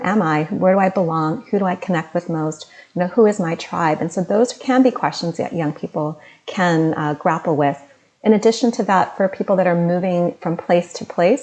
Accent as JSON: {"language": "English", "region": "Delaware", "country": "United States", "tie": "born or raised there", "moved": "yes", "said": "My parents came from South India, and I was born as an Indian American, and I grew up in Delaware"}